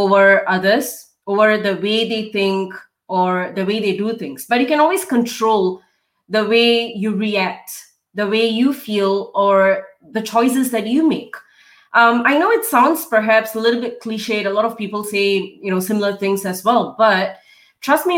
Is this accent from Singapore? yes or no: yes; Singapore; moved away as an adult; now in Melbourne, Australia; So, I'm a Singaporean. I grew up and, did my education and everything in Singapore